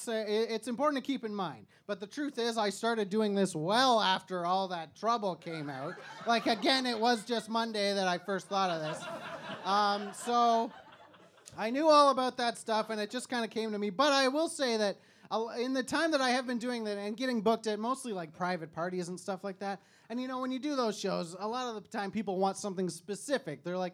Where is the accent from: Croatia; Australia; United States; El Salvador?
United States; Memphis, Tennessee; I am from Memphis, Tennessee